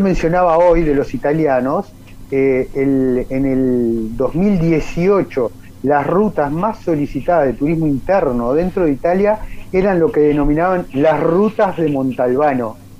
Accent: Uruguay

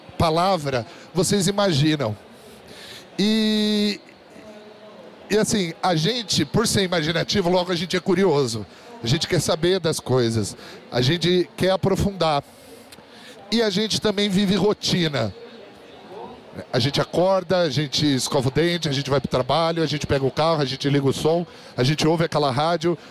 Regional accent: São José dos Campos, São Paulo, Brazil; sou natural da cidade de São José dos Campos, que é um polo de tecnologia no interior de São Paulo, no Vale do Paraíba

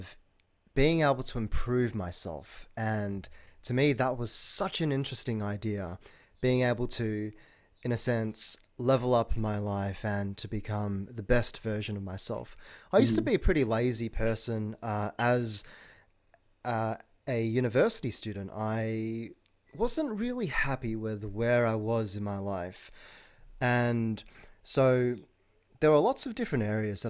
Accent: Melbourne, Victoria, Australia; I'm from Melbourne in Australia.

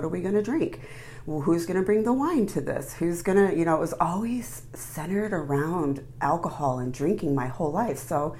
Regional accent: Mishawaka, Indiana, United States; I grew up in Mishawaka, South Bend area.

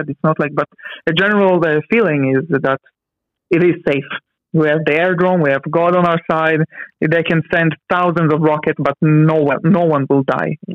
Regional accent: Israel; Because my parents they came from Ukraine, right? So um, I was, as you said, um, born and raised in Israel. So, but I was having mixed culture. I had this Russian culture in my house. So I grew up with Russian, but uh, in the same time also with uh, Hebrew to an Israeli society.

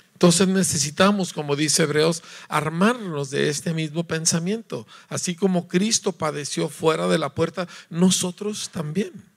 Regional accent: Mexico; Yo soy mexicano

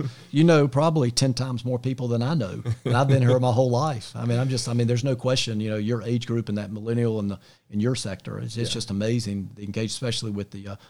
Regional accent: Charlotte, North Carolina, United States; I grew up in the Eastover Myers Park area. That's where I grew up.

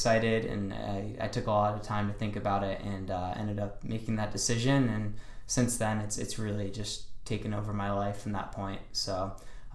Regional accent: Niskayuna, New York, United States; moved away as an adult; now in Boston, United States; I'm from Niskayuna, New York

